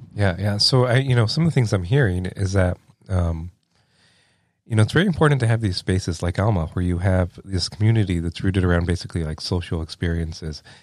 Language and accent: English; lower Rio Grande Valley, Texas, United States; moved away as an adult; now in Iowa, United States; I grew up in the lower Rio Grande Valley of Texas